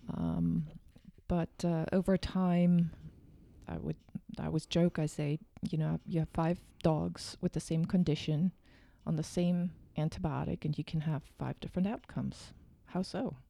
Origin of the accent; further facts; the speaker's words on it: Germany; moved away; I am from Germany